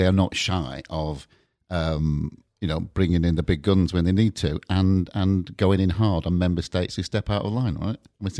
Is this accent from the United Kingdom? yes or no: yes; the north of England, United Kingdom; moved away; you may have gathered I'm not actually from Brighton or London.